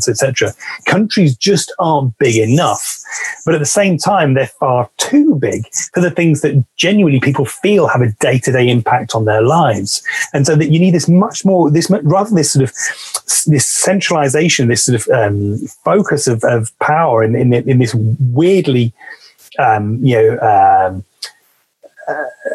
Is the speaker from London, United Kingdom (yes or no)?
no; West Midlands, United Kingdom; now in Manchester, United Kingdom; the small city where I grew up in the West Midlands